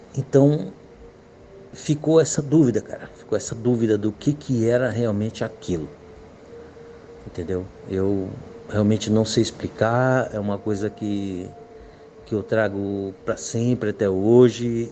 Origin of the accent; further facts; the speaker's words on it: Guarujá, São Paulo, Brazil; eu sou de Guarujá, São Paulo